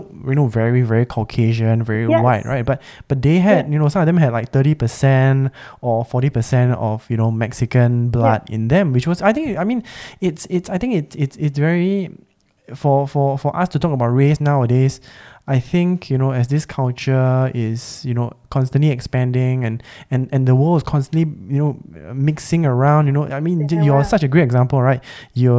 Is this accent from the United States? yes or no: no; Singapore; also born or lived in Australia; I was born and raised as a Singaporean